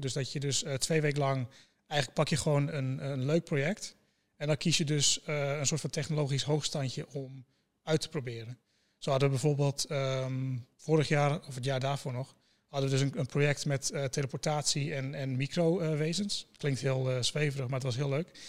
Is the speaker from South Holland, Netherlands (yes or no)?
no; Groningen, Netherlands; ik kom inderdaad uit Groningen